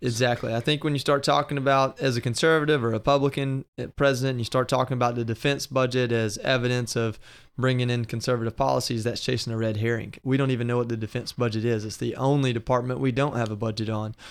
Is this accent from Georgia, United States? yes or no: yes; Georgia, United States; moved away; I'm from Georgia